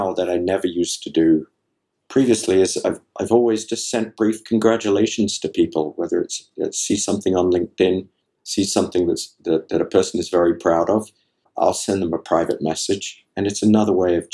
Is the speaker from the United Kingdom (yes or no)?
yes; England, United Kingdom; I'm from England